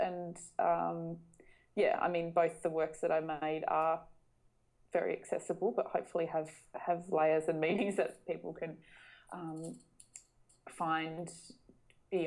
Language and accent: English; North West Coast, Tasmania, Australia; I grew up in Tasmania, so it's very much part of my own personal backstory